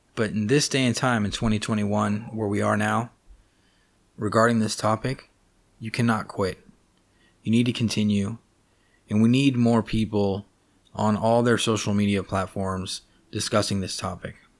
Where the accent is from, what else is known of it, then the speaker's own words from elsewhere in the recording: Los Angeles, California, United States; I grew up in Los Angeles, California.